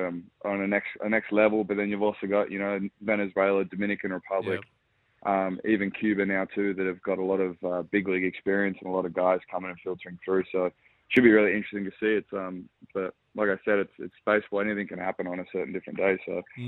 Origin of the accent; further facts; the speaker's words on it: Perth, Western Australia, Australia; moved away as an adult; now in Adelaide, Australia; I'm from Perth originally, so I grew up in Perth and then made the move to Adelaide 3 years ago.